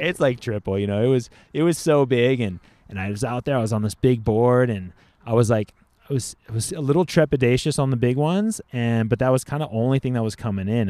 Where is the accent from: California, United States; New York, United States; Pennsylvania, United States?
California, United States; Laguna Beach; also born or lived in Oxnard; I grew up surfing in Orange County